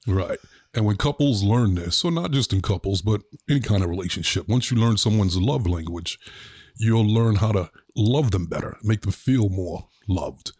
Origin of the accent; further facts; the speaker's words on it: New York City, New York, United States; growing up in Brooklyn